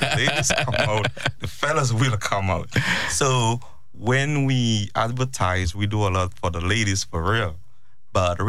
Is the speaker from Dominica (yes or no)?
yes; Dominica; now in Houston, United States; I came from the Caribbean, a little island called Dominica